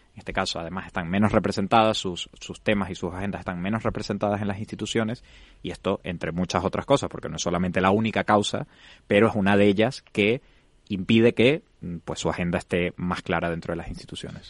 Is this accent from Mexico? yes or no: no; Venezuela; moved away as an adult; now in Spain; yo soy venezolano, tengo siete años viviendo en España